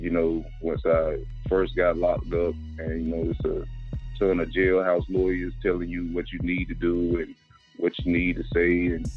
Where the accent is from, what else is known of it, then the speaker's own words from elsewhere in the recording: Raleigh, North Carolina, United States; I'm from Raleigh, North Carolina